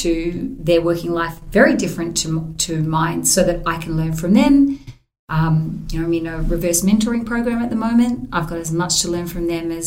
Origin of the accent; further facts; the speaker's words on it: Queensland, Australia; growing up in Queensland